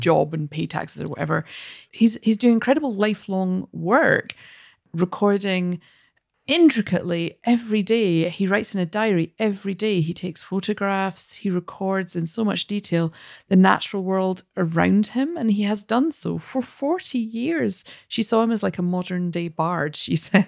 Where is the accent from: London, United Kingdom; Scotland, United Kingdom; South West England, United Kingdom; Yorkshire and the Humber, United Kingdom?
Scotland, United Kingdom; as a Scottish person